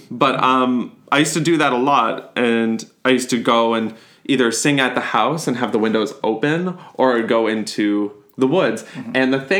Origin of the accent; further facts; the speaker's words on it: Boularderie Island, Nova Scotia, Canada; So I went to school in Sydney Mines, North Sydney area.